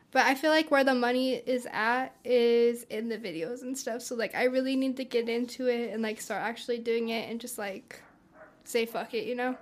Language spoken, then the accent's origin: English; Pueblo, Colorado, United States; I'm from here. I'm from Pueblo, Colorado. Um, I've been raised here all my life